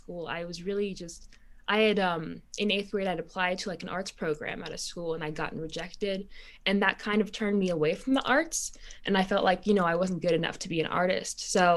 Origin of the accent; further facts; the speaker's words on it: Haiti; born or raised there; now in United States